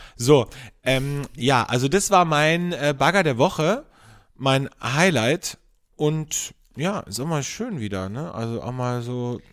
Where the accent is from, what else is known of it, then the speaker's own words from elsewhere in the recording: Carinthia, Austria; moved away as an adult; also born or lived in Vienna, Austria; als ich von, von äh, Kärnten, von meinem Bundesland, wo ich aufgewachsen bin, nach Wien gezogen bin, okay, da war ich 18, 19